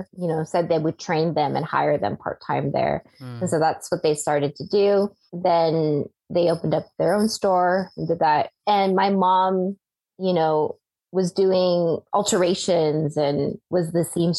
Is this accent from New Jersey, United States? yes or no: no; Central Valley, California, United States; moved away as an adult; growing up in the Central Valley in California